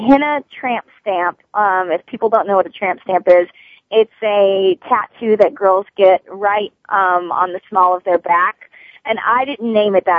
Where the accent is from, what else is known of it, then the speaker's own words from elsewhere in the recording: Kentucky, United States; my family growing up, I mean, we're from Kentucky